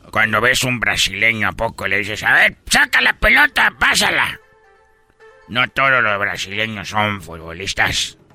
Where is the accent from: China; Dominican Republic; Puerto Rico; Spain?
China; now in Mexico; cuando yo vine por primera vez de China a México. Yo quiero que sepan que me dedico en China a vender.